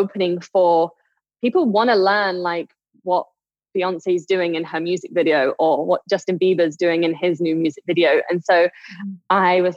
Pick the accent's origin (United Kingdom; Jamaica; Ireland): United Kingdom; England; moved away as an adult; now in Las Vegas, United States; I'm originally from England. I live out in Las Vegas right now